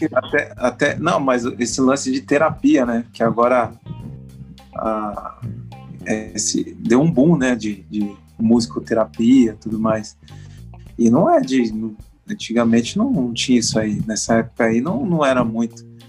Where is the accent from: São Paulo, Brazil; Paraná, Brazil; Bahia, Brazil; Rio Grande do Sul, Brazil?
São Paulo, Brazil; Mauá; moved away as an adult; also born or lived in Japan; now in Rio de Janeiro, Brazil; eu sou é, natural de, do município de Mauá. Mauá é ali na periferia de São Paulo. E aí eu vivi em Mauá até os 18